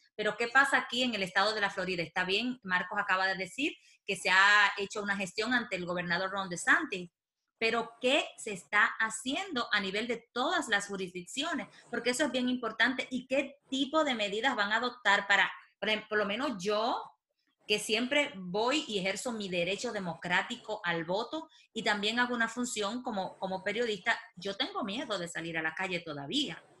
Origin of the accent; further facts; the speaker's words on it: Dominican Republic; moved away; nosotros como dominicanos en el exterior